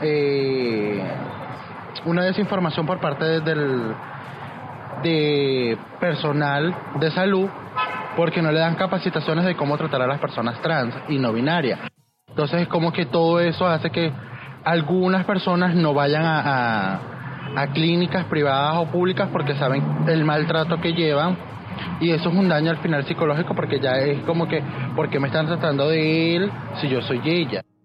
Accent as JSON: {"language": "Spanish", "country": "Venezuela", "moved": "as an adult", "lives_now": "Barranquilla, Colombia", "said": "activista en Barranquilla, siendo migrante venezolana"}